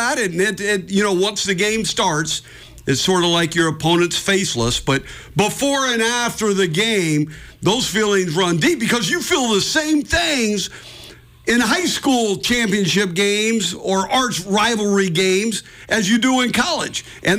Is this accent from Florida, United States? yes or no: no; San Jose, California, United States; now in Montana, United States; I came from Northern California, South San Jose in here